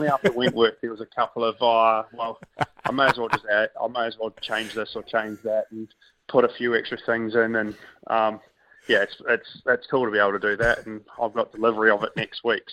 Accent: New Zealand; growing up in New Zealand and playing a bunch of golf in Australia early on

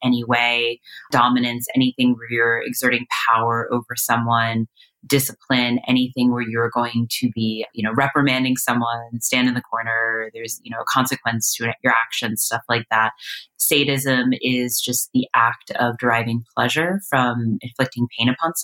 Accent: East Coast, United States; moved away as an adult; now in Los Angeles, United States; I'm originally from the East Coast.

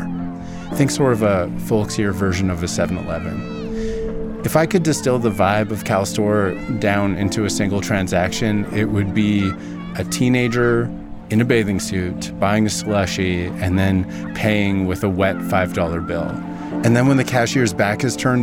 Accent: Vernon, British Columbia, Canada; my hometown. Vernon is located in the Okanagan, a region in the interior of British Columbia

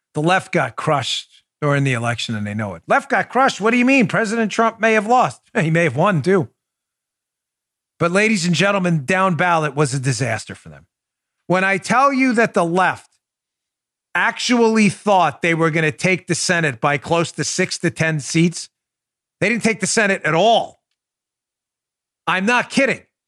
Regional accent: New York City, New York, United States; Queens, where I grew up in New York.

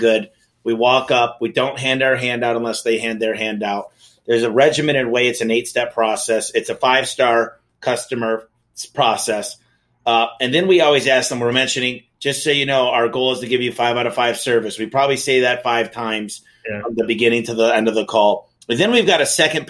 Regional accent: Michigan, United States; now in Phoenix, United States; I'm from Michigan.

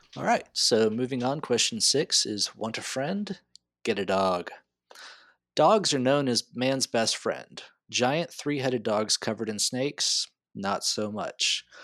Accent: Texas, United States; also born or lived in South Carolina; I think of myself as being from Texas because I've lived here most of my life, although I was born in South Carolina.

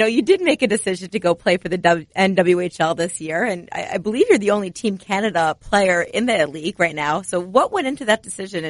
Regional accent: United States; As a terrible American

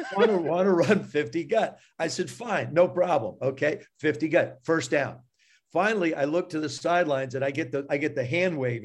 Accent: South River, New Jersey, United States; I grew up, I grew up in South River, New Jersey

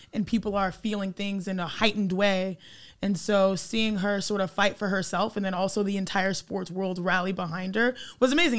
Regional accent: Cypress, Texas, United States; Growing up in Cypress, Texas, watching Space Jam

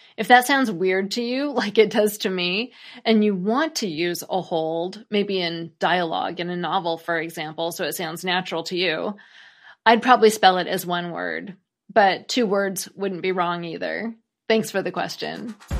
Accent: United States; as an American

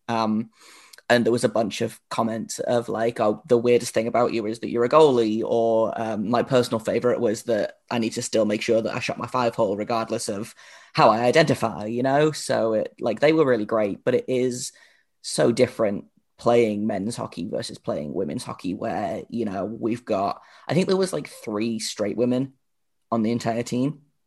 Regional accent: United Kingdom

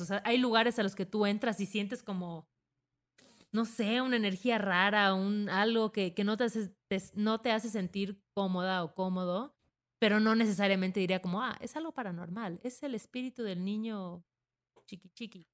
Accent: southern Mexico, Mexico; en el sur yo soy sur represent

